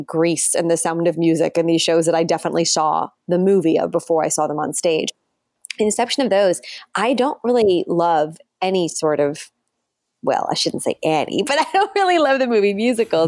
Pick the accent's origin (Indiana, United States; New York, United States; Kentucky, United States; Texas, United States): New York, United States; Rockland County; I grew up in Rockland County, New York